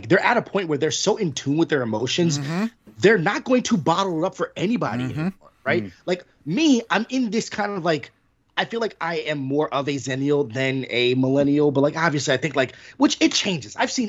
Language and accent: English; East Coast, United States; But obviously, you know, the three of us, we grew up around the East Coast.